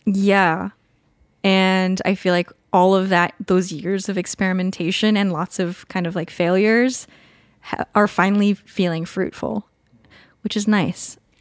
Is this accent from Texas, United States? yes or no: no; California, United States; moved away as an adult; also born or lived in Colorado; now in Vancouver, Washington, United States; I grew up in California